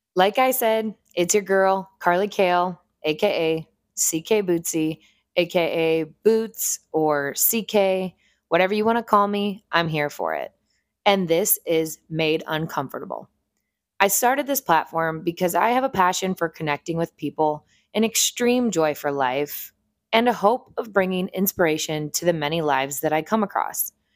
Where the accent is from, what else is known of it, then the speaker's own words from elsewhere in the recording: Northeast Ohio, United States; moved away as an adult; also born or lived in North Carolina; I am originally from a small town in Northeast Ohio